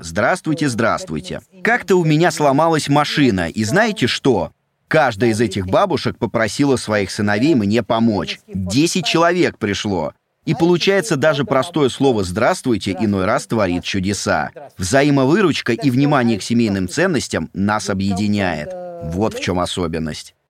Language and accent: Russian; India; Russian is a second language; moved away as an adult; now in Russia; Я говорю, Индия